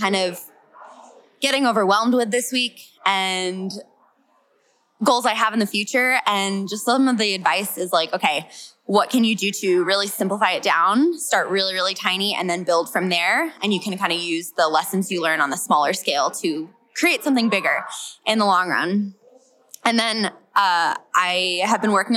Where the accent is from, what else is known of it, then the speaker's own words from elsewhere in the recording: California, United States; now in New Mexico, United States; I am from California